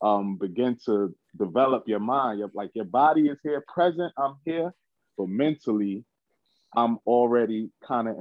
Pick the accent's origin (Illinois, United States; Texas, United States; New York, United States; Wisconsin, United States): New York, United States; New York City; I'm from Brooklyn, New York, Bed-Stuy precisely